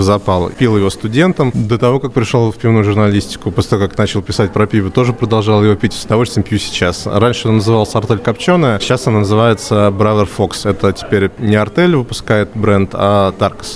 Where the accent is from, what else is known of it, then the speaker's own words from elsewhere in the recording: Voronezh, Voronezh Oblast, Russia; Я же из Воронежа